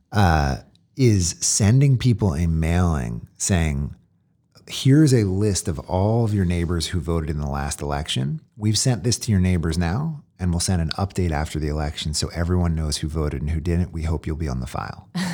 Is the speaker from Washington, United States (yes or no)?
no; Philadelphia, Pennsylvania, United States; I grew up in Philly